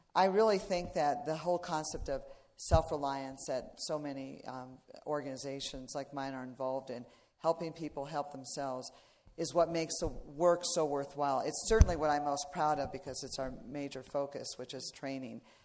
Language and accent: English; Iowa, United States; I was raised in Iowa